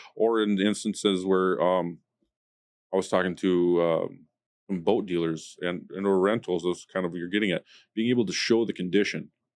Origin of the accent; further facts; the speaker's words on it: United States; being an American